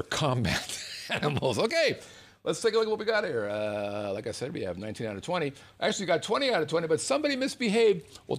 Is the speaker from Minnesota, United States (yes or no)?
yes; Minnesota, United States; accent: Minnesota; my mini soda accent